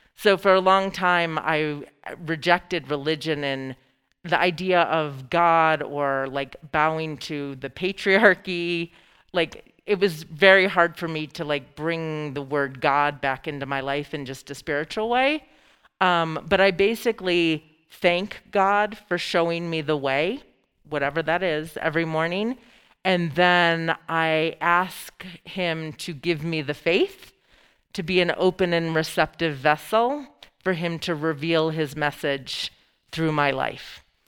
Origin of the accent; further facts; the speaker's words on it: Lewiston, New York, United States; moved away; also born or lived in Boulder; I grew up on the Canadian border um, along the Niagara River